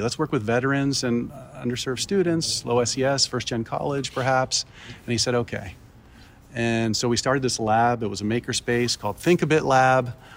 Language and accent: English; Baltimore, Maryland, United States; moved away; also born or lived in Miami / Ecuador (family); I grew up in Baltimore